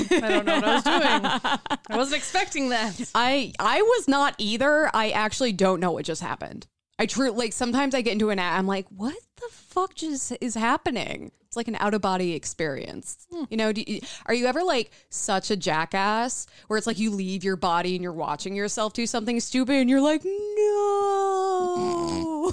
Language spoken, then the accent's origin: English; Midwest, Illinois, United States; born or raised there